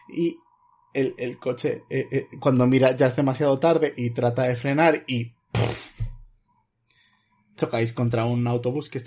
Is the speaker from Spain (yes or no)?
yes; Madrid, Community of Madrid, Spain; Es que yo soy del sur de Madrid.